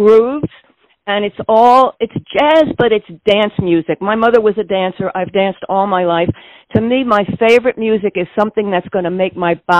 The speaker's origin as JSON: {"language": "English", "town": "New York City", "region": "New York", "country": "United States", "tie": "born or raised there", "moved": "yes", "lives_now": "San Francisco, United States", "said": "I was born in the Bronx"}